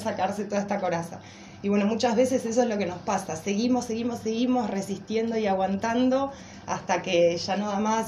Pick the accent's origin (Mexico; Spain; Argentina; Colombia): Argentina; Paraná, Entre Ríos; moved away; also born or lived in Brazil; vamos a hacer un poco de base y de raíces a Paraná, que es donde estaban mi familia, mis amigos, todos mis seres queridos